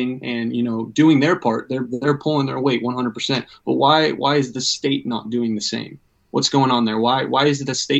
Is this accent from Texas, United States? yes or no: no; Everett, Washington, United States; I'm actually stationed here in my home, pretty much my hometown, Everett, Washington